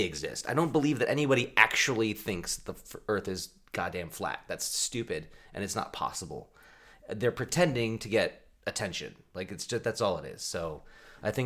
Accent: Eugene, Oregon, United States; I was born and raised in the Northwest

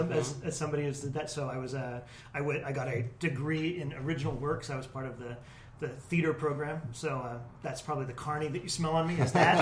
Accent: Monroe, United States; I grew up in mostly in Monroe, actually. I would say Monroe

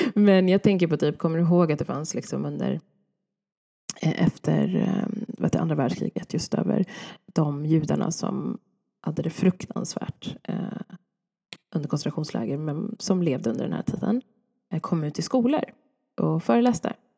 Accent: Sweden; jag är född i Sverige

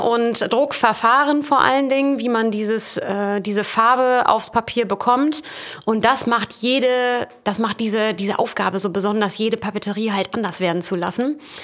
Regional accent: Emsland, Lower Saxony, Germany; also born or lived in Dortmund; als ich dann ins Emsland zurückgezogen bin

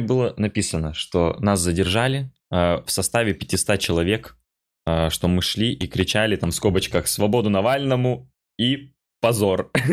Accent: Khabarovsk, Khabarovsk Krai, Russia; now in Moscow, Russia; я из Хабаровска

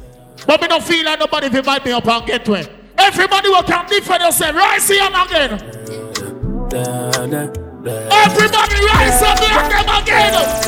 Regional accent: Jamaica; As a Jamaican, we are forward from nothing to something.

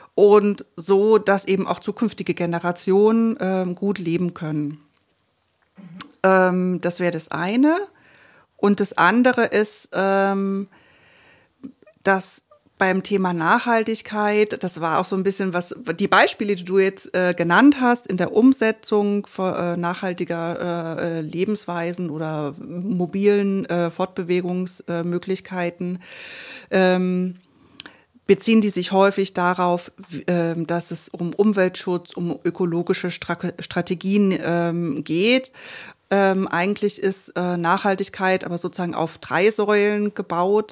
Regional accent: Görlitz, Saxony, Germany; moved away as an adult; now in Leipzig, Germany; in meiner Heimatstadt Görlitz

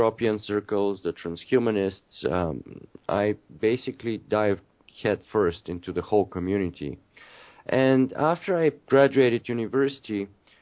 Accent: Bulgaria; moved away as an adult; now in Canada; I'm originally from Bulgaria. I've been living in Canada for about 15 or 16 years.

